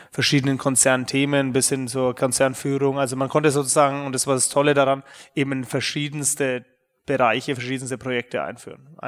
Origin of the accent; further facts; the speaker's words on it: Nuremberg, Bavaria, Germany; bin ähm, gebürtiger Nürnberger. Man wird es vielleicht auch noch hören in den nächsten ähm, ein bis zwei Stunden, dass man ab und zu rauskommt. Ähm, ja, in Nürnberg bin ich ehrlich gesagt aufgewachsen